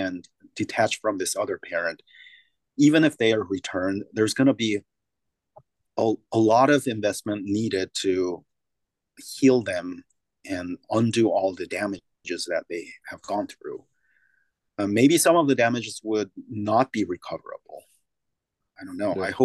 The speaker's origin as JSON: {"language": "English", "country": "South Korea", "moved": "yes", "lives_now": "United States", "said": "I come from Korea"}